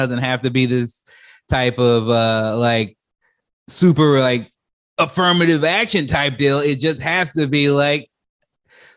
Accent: Chicago, Illinois, United States; growing up in Chicago, you see people like Bernie Mac very early

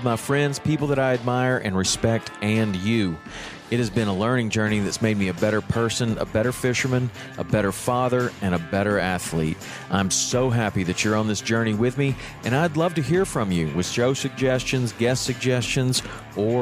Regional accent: Tennessee, United States; I grew up in Tennessee

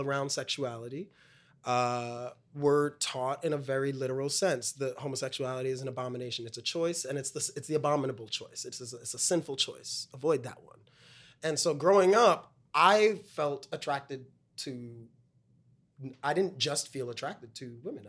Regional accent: New York City, New York, United States; In Brooklyn. I'm from Brooklyn

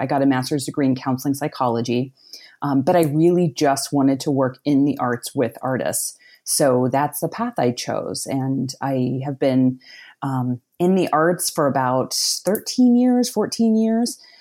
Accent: outside of Pittsburgh, Pennsylvania, United States; I grew up outside of Pittsburgh, Pennsylvania in a small working class town.

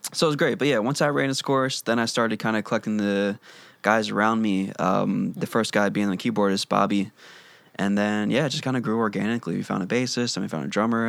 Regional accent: Wilmington, Delaware, United States; moved away as an adult; From Delaware

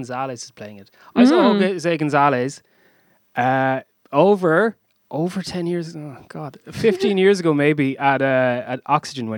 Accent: Waterford, Munster, Ireland; moved away; my hometown of Waterford

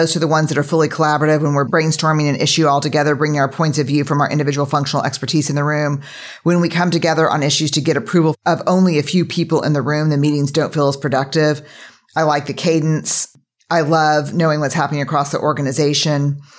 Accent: Texas, United States; Because we're from Texas.

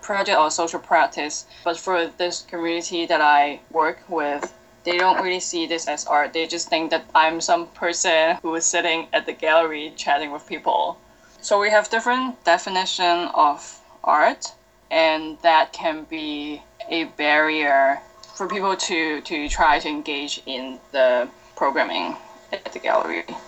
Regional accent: Hong Kong; moved away as an adult; also born or lived in Holland; now in Toronto, Canada; I'm from Hong Kong. I'm Chinese, and I came to Toronto two years ago.

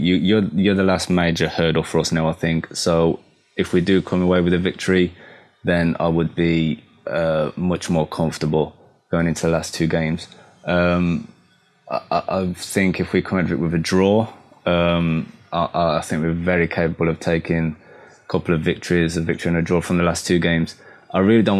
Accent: Black Country, West Midlands, United Kingdom; accent: Black Country; My black country accent

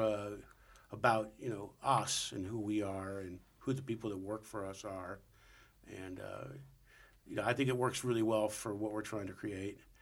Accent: St. Louis, Missouri, United States; moved away; I grew up in St. Louis

